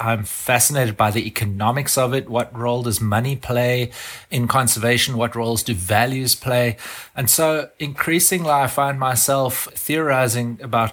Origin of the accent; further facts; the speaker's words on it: South Africa; I grew up in South Africa